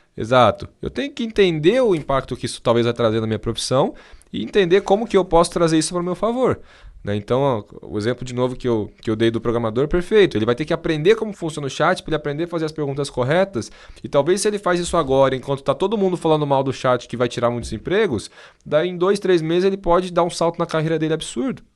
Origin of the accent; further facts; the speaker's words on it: Brazil; eu sou brasileiro